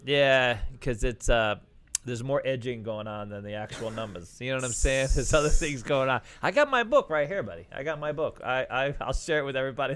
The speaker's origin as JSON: {"language": "English", "region": "New York", "country": "United States", "said": "I'm from New York"}